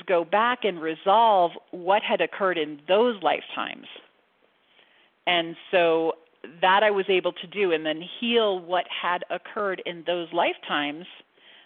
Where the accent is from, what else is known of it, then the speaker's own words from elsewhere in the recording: Central Florida, United States; I grew up in Central Florida